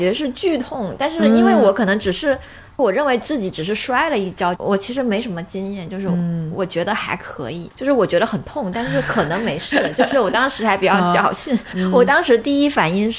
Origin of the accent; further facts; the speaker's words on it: Liuzhou, Guangxi, China; 我家是柳，我是柳州人